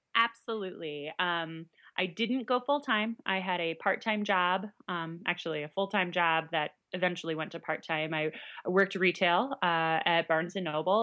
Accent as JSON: {"language": "English", "region": "New York", "country": "United States", "also_born_or_lived": "Illinois", "moved": "as an adult", "lives_now": "Central Illinois, United States", "said": "I'm originally from New York"}